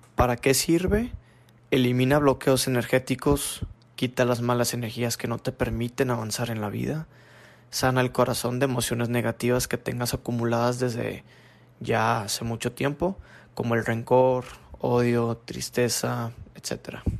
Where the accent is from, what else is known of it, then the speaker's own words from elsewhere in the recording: Monterrey, Nuevo León, Mexico; nací en Monterrey, Nuevo León